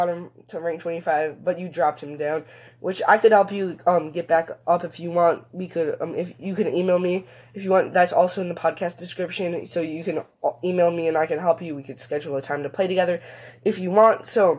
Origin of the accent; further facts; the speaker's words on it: Germany; English is a second language; I hope this English was not too bad, because I'm from Germany.